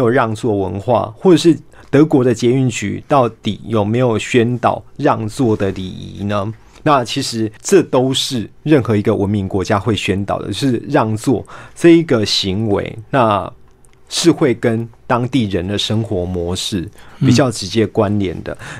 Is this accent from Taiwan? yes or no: yes; Taiwan; 可是呢，我们台湾人就偏偏要把它套上“博爱”这个词汇的制约，